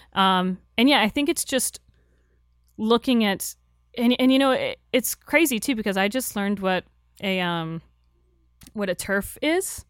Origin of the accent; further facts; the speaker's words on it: Florida, United States; I'm from Florida